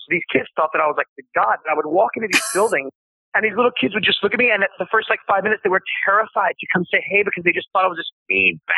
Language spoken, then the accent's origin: English; Myrtle Beach, South Carolina, United States; I grew up in Myrtle Beach, South Carolina